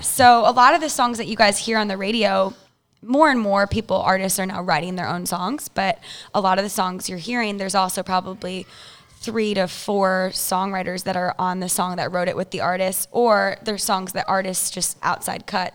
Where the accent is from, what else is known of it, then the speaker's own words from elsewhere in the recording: Chicago, Illinois, United States; I'm from Illinois, Chicago